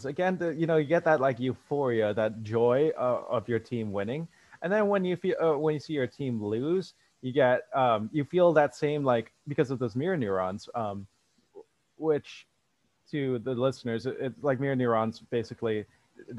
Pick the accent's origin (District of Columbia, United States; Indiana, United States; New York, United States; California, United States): California, United States; Bay Area; moved away as an adult; also born or lived in Ohio; I was from the Bay Area